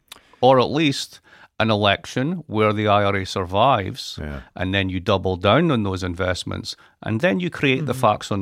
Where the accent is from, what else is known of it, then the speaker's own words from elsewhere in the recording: Scotland, United Kingdom; I'm Scottish. What do you expect?